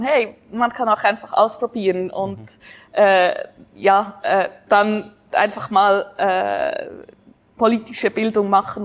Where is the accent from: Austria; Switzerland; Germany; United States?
Switzerland; unserer Schweizer Demokratie